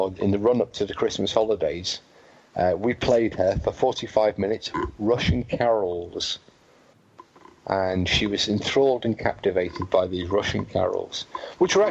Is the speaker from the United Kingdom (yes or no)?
yes; England, United Kingdom; moved away as an adult; now in Wales, United Kingdom; I'm English and I've lived here now for 12 years